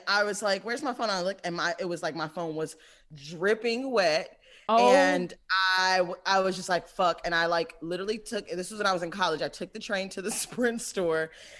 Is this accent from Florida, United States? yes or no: no; Michigan, United States; moved away; also born or lived in Brooklyn; I'm from Michigan